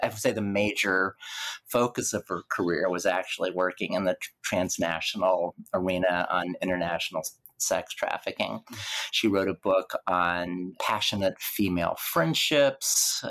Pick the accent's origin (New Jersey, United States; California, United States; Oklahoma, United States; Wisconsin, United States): Oklahoma, United States; Lawton; my public library in Lawton, Oklahoma